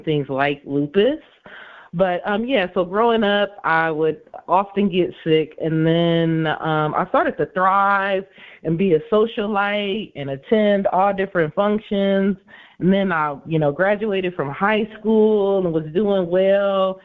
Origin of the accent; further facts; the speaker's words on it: Inkster, Michigan, United States; I am actually from Inkster, Michigan, so actually right outside of Detroit is where I'm from.